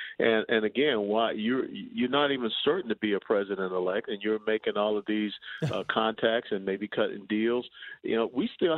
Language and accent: English; Georgia, United States; moved away; I was born and raised in Georgia.